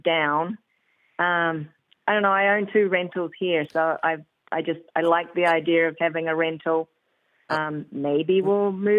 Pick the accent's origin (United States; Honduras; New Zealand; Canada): New Zealand; North Island; No, I'm actually from the North Island.